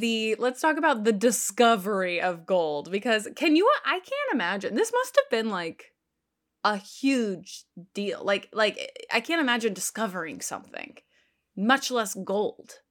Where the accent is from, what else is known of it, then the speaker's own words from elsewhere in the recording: Texas, United States; now in New York, United States; I grew up in Texas and then came to New York.